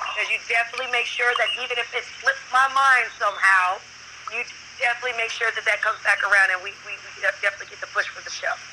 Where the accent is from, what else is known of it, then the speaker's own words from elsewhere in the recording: Germany; moved away; me being from Germany